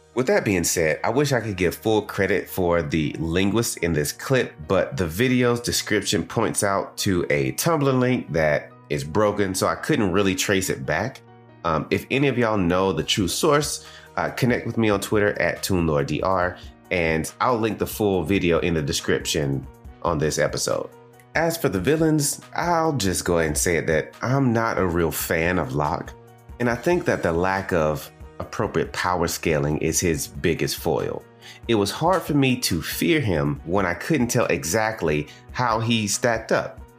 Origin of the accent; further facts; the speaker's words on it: the American South, United States; accent: Southern; As a man, born and raised in the American South, I have been looked down upon as less intelligent and even coerced into changing the way I speak to become more quote unquote neutral